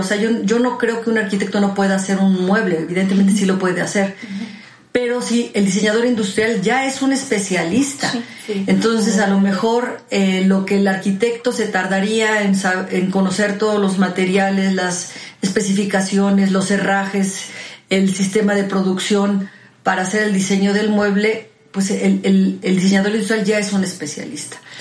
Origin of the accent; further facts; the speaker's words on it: Mexico; como mexicanos